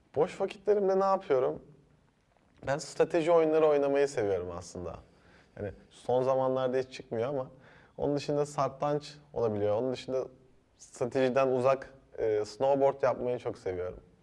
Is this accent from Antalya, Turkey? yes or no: yes; Antalya, Turkey; moved away as an adult; also born or lived in Ankara / Erzurum; now in Istanbul, Turkey; ben e, Antalya'da büyüdüm